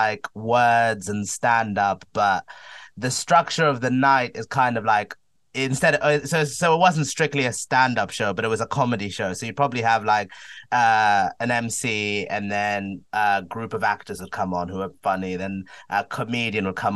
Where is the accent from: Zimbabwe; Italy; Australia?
Zimbabwe; now in United Kingdom; I'm from Zimbabwe, so I use it as an opportunity to visit my family as well